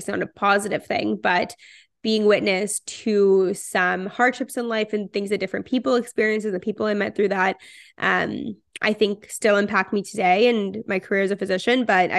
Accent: Toronto, Ontario, Canada; also born or lived in Israel; I am 24 years old. I'm from Toronto and currently living in Toronto.

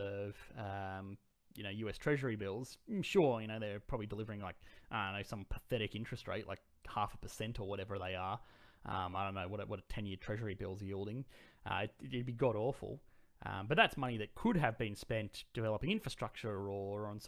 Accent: Australia; I'm Australian.

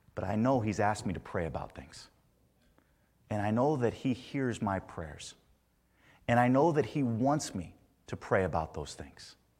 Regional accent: Indiana, United States; Growing up in Indiana

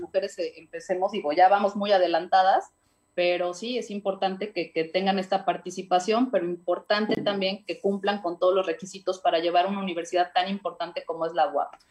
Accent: Puebla, Mexico; como ciudadana y como muchos poblanos

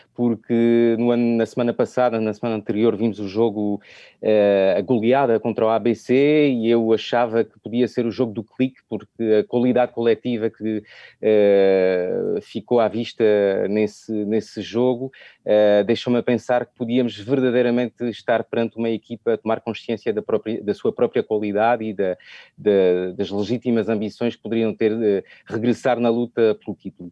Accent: France; accent: French; Portuguese is a second language; o sotaque francês

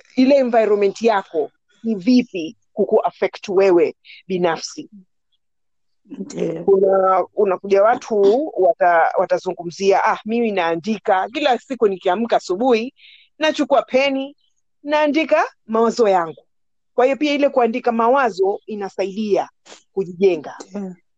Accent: Nairobi, Kenya; first language Swahili; also born or lived in Pemba; Mimi mm-hmm. nimekulia Nairobi, nimekulia mm-hmm. Nairobi

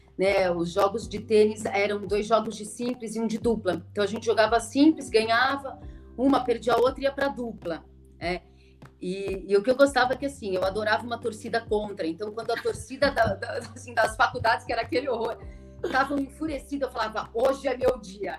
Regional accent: São Paulo, Brazil; also born or lived in Sorocaba; Eu sou de São Paulo, me formei em Sorocaba, morei lá, depois eu fiz residência lá, achei que não voltasse, acabei voltando para São Paulo

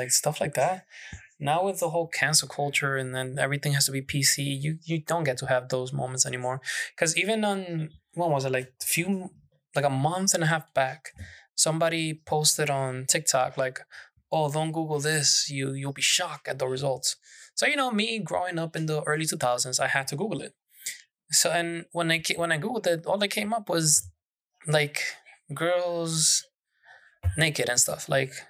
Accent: Manhattan, New York, United States; I grew up in Manhattan. The most woods we had was the park, Central Park, and that's not woods.

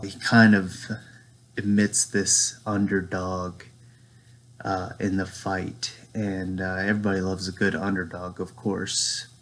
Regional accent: Lynchburg, Virginia, United States; I'm from Lynchburg, Virginia.

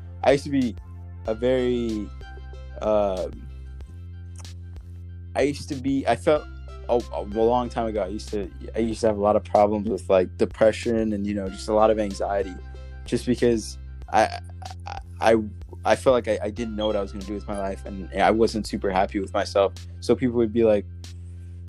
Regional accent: Belize; now in United States; I came from a different country. I was born in Belize

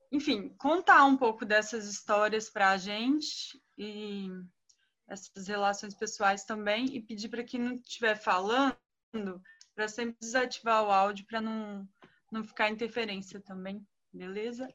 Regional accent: Espírito Santo, Brazil; Eu sou capixaba, estou em Vitória

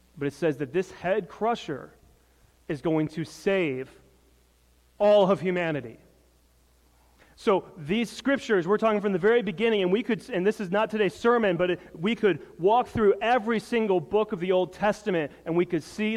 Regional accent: Michigan, United States; moved away; also born or lived in Alaska; I grew up in Michigan, and then I spent time in Alaska

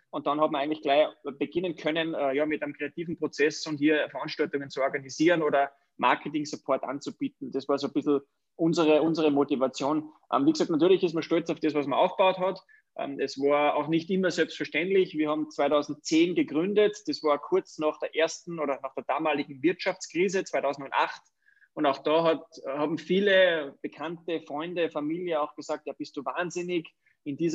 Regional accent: Wagrain, Salzburg, Austria; born there; ich bin ein Salzburger, gebürtig aus dem wunderschönen Wagrein, also aus der Wintersportdestination Wagrein-Kleinal.

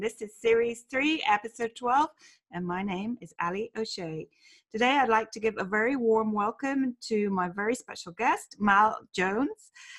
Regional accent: Ireland; living in Ireland and coming from Ireland

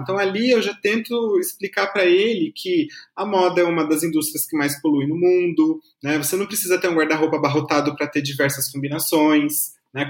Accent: Taubaté, São Paulo, Brazil; now in São Paulo, Brazil; eu sou de Taubaté

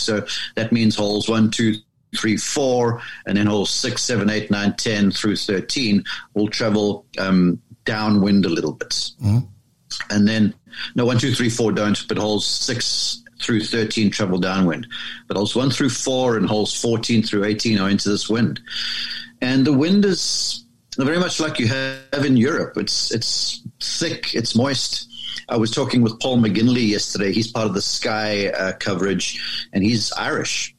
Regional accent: South Africa; moved away as an adult; now in United States; I grew up there in South Africa and was there until I was um, sort of age 20

